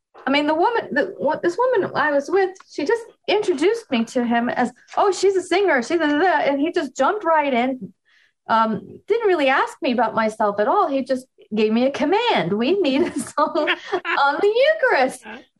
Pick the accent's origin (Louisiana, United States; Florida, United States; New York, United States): New York, United States; I'm from New York. I can do better.